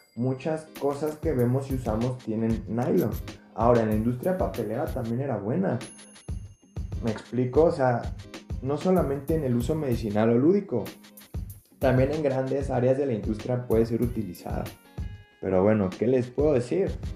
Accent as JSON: {"language": "Spanish", "country": "Mexico", "said": "como mexicanos"}